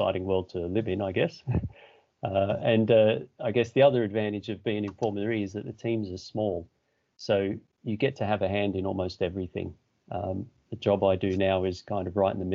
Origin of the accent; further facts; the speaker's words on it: Australia; moved away as an adult; now in England; I started in Australia. I'm from Australia.